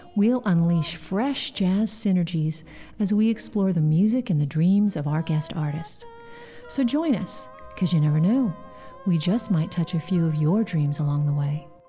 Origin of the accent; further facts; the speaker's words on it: Bakersfield, California, United States; I'm from Bakersfield